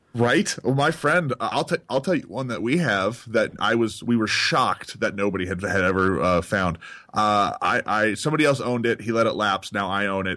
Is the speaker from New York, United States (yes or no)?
no; Texas, United States; moved away; I grew up in Texas